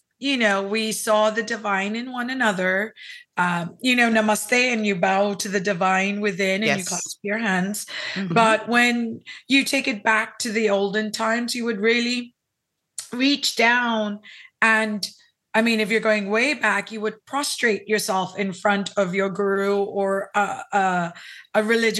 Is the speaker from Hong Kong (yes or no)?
yes; Hong Kong; also born or lived in Philippines / Los Angeles / New York / San Francisco; now in South Texas, United States; I was born in the Philippines, raised in Hong Kong, lived in LA, New York, San Francisco, and Dubai, and I've been in South Texas now for almost 7 years.